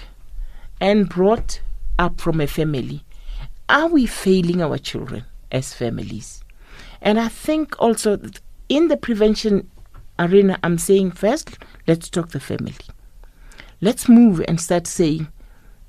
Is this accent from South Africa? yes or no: yes; South Africa; when I grew up, looking at those women in the rural areas, and where I come from, I come from the Sipedi type